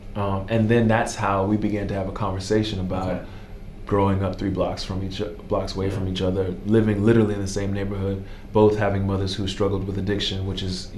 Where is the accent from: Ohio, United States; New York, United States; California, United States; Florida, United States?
Florida, United States; Miami; growing up in Liberty City